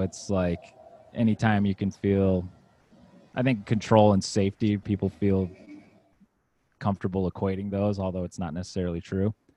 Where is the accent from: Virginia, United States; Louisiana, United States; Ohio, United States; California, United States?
Virginia, United States; moved away as an adult; now in Los Angeles, United States; I grew up in Virginia, well, from age five to 18. So, most formative experiences are from there.